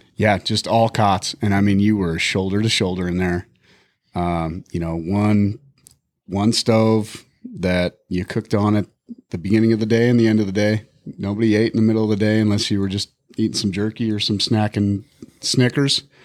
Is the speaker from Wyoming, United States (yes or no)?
yes; Bighorn Mountains, Wyoming, United States; now in Montana, United States; I grew up in the Bighorn Mountains.